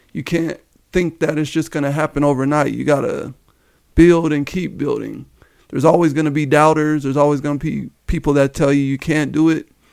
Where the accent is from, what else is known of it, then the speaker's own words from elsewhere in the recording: Denver, Colorado, United States; Born and raised in, uh, Denver, Colorado. I grew up in the Park Hill area